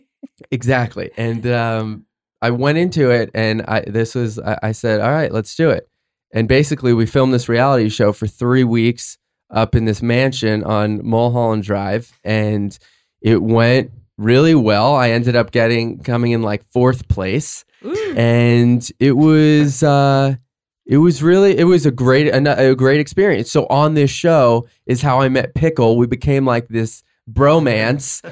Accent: Fort Lauderdale, Florida, United States; I'm from Fort Lauderdale, Florida. Grew up with uh, an amazing family

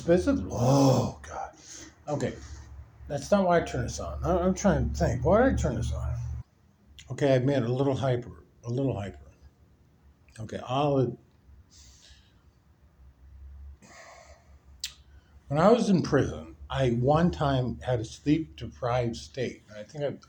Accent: Nebraska, United States; now in Miami, United States; I'm from Nebraska

